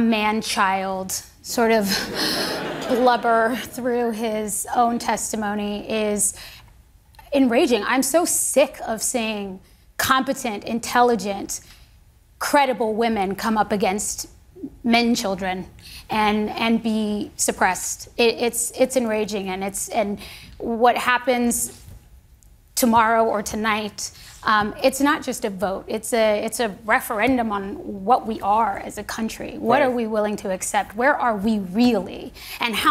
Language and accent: English; United States; I am an American